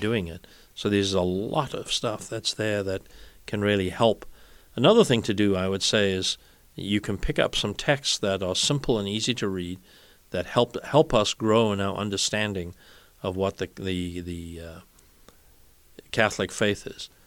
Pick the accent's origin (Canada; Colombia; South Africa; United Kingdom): South Africa; now in United States; When I was growing up in South Africa, Ascension Thursday was a public holiday